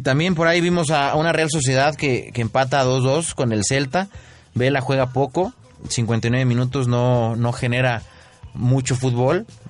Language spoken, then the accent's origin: Spanish; Mexico; a nosotros como mexicanos